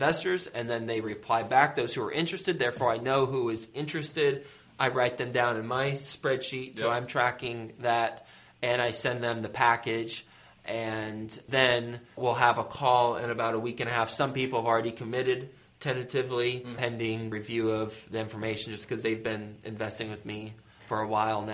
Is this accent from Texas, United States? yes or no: yes; Fort Worth, Texas, United States; I was raised in Fort Worth, Texas, in Aledo, West Fort Worth